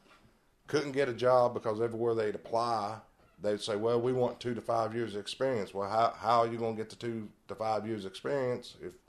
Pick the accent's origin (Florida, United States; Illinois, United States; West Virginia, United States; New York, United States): West Virginia, United States; Lincoln County; I grew up in Lincoln County.